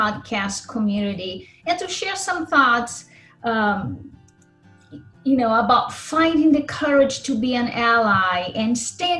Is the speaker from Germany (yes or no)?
no; Brazil; English is a second language; now in Minnesota, United States; I was born in Brazil, but have been in the US for many years now.